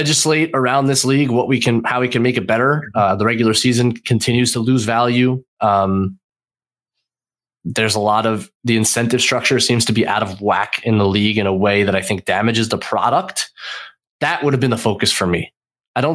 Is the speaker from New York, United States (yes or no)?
yes; New York, United States; I'm a New Yorker